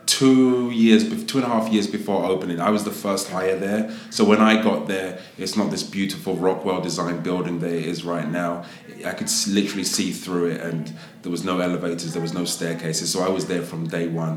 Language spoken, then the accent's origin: English; London, United Kingdom; moved away as an adult; also born or lived in Las Vegas / New York / Miami / Los Angeles; now in United States; I'm from Southeast um, London. Um, proud to be a Londoner, but I've been in America now for about 15 years